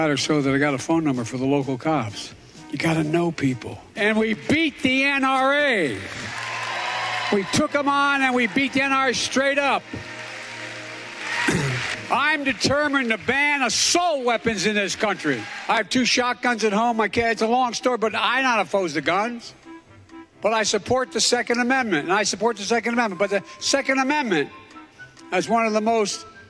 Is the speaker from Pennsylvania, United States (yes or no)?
yes; Scranton, Pennsylvania, United States; moved away; also born or lived in Delaware; growing up in Scranton